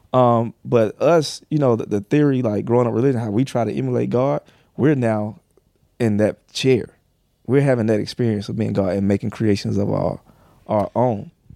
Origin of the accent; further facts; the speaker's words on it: the South, United States; I'm from the South